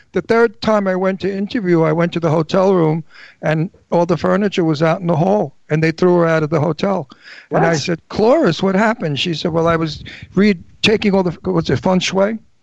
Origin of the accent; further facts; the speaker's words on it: New York, United States; accent: Brooklyn; moved away; also born or lived in Pennsylvania; I have a wonderful antique Brooklyn accent because I'm 79